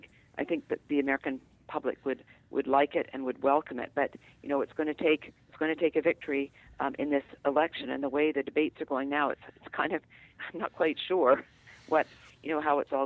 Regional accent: Vancouver, British Columbia, Canada; now in United States; in Canada, where I'm from the West Coast, from Vancouver

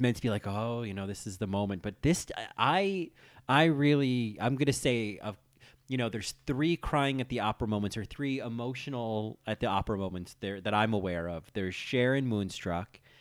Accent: New Jersey, United States; growing up in New Jersey

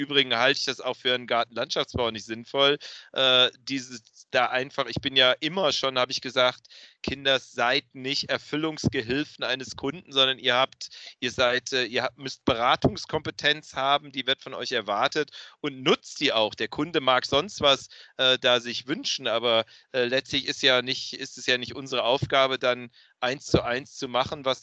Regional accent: Cologne, North Rhine-Westphalia, Germany; Ich als Rheinländer, als echter Kölner, rede natürlich nur über Niederrhein.

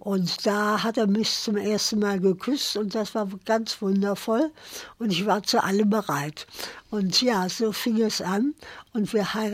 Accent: Cologne, North Rhine-Westphalia, Germany; moved away; also born or lived in southern Germany; ich bin geborene Kölnerin

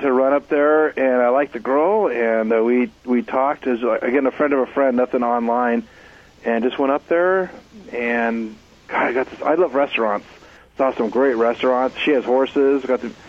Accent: Orange County, California, United States; I grew up in Orange County

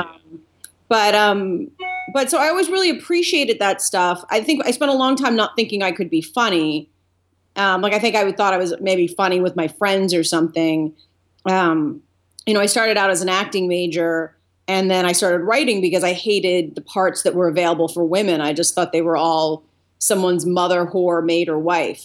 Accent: Delaware, United States; moved away as an adult; also born or lived in Boston; now in Los Angeles, United States; I grew up in Delaware

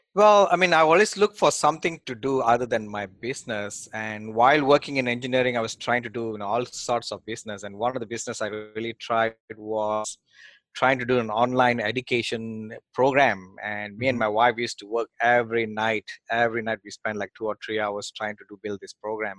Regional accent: Malaysia; moved away as an adult; also born or lived in Australia; now in United States; I came from Malaysia.

